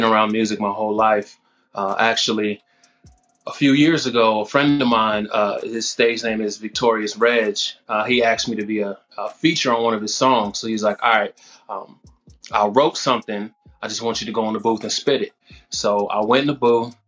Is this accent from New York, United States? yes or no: yes; Mount Vernon, New York, United States; now in Missouri, United States; Born and raised in Mount Vernon, New York